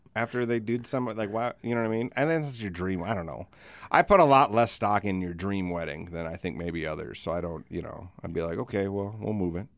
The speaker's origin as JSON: {"language": "English", "country": "United States", "tie": "born or raised there", "said": "We're from Elsister"}